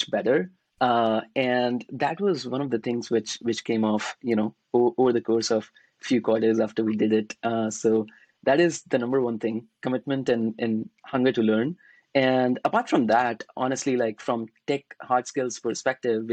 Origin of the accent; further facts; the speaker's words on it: Varanasi, Uttar Pradesh, India; moved away as an adult; now in United States; I'm from Varanasi. It's a very, very small city. We have, you know, really peaceful city and lots of cows. So I grew up there